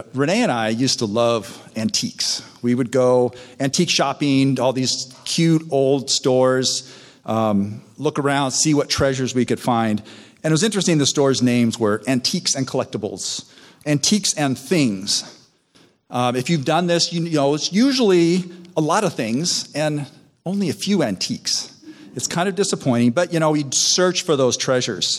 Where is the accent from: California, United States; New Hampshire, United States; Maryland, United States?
California, United States; Southern; also born or lived in Chicago; We then moved to Southern California